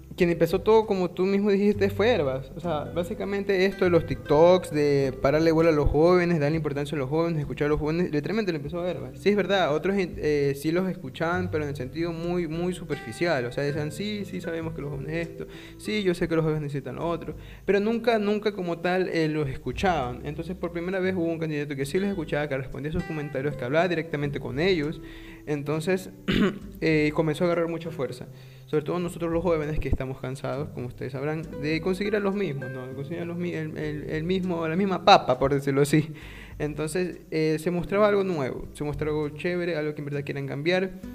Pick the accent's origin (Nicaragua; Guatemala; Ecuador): Ecuador; somos de Ecuador.